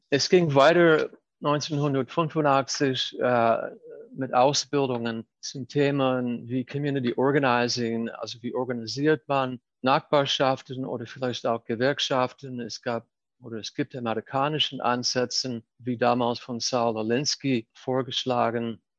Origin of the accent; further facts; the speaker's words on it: Baltimore, Maryland, United States; born there; 1961 bin ich in Baltimore geboren, im Atlantic im Reihenhaus in einer tagestypischen äh, amerikanischen äh, Familie. Wir sind in den Jahren danach oft umgezogen von der Ostküste zur Westküste.